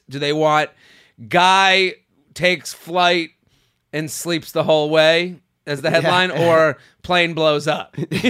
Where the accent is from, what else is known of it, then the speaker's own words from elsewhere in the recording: England, United Kingdom; now in Canada; So this, as an English girl living in Canada and have dated my way around the world, I've encountered both types of penis.